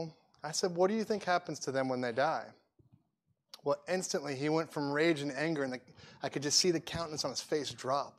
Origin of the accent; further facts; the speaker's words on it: Atlanta, Georgia, United States; also born or lived in New York City; I grew up in Atlanta, Georgia.